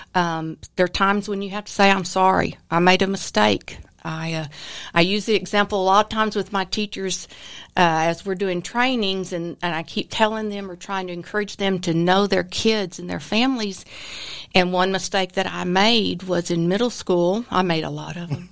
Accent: Austin, Texas, United States; moved away; I was raised in Austin, which, uh, is a beautiful place, and so everything grew there

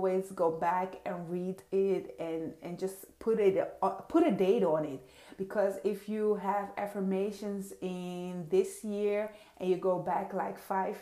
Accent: Netherlands; first language Dutch; English is a second language; also born or lived in Suriname; I am a Surinamese queen. It's in South America, born there, and raised in Europe, in the Netherlands, and still living in Europe. So that being said, Dutch is my first language, English is not.

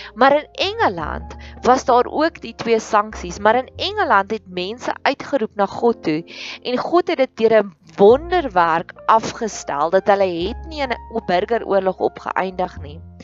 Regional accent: South Africa; ons as Suid-Afrikaners

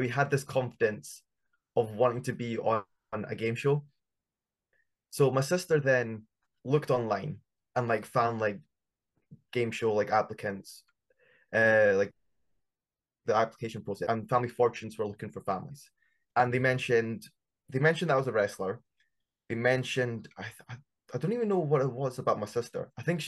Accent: Scotland, United Kingdom; we're from Scotland

